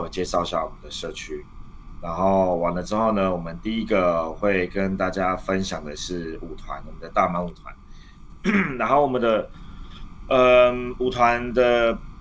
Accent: Taiwan; 我们台湾人

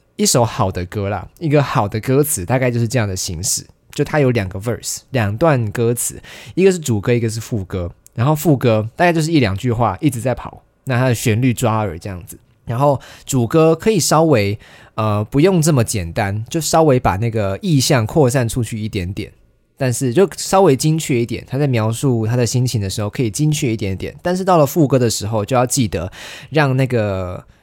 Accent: Kaohsiung, Taiwan; moved away as an adult; now in Taipei, Taiwan; 我是在高雄长大嘛，然后我上了台北之后

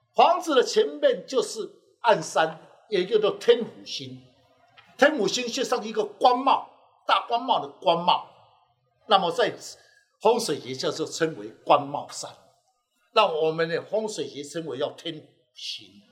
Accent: Taiwan; 我是来自台湾

